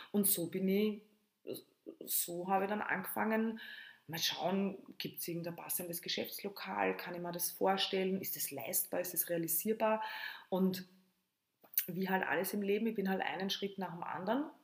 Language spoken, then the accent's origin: German; Lower Austria, Austria; moved away as an adult; also born or lived in Tulln; now in Vienna, Austria; bin aus Niederösterreich, also wirklich am, am, am Land zu Hause und bin dann 2003 nach Wien gegangen